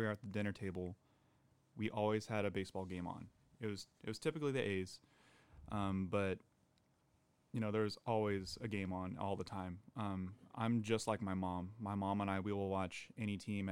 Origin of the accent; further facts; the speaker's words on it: Gilroy, California, United States; growing up in Gilroy